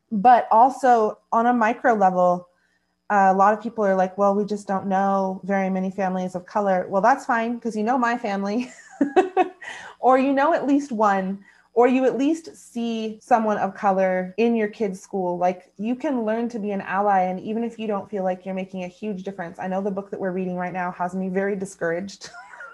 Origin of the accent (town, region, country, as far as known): United States